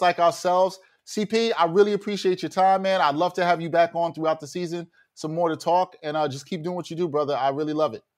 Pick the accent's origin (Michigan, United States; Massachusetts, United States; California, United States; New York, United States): New York, United States; New York City; we're both from Brooklyn